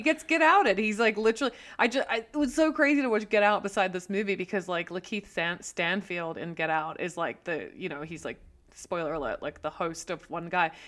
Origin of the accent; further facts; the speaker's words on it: Australia; now in United States; being Australian and coming into America, obviously coming from a country that has a deeply racist background also